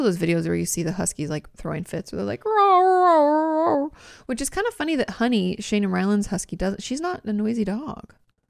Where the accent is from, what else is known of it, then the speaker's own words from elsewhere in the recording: Gold Coast, Queensland, Australia; I'm from the Gold Coast in Queensland, Australia.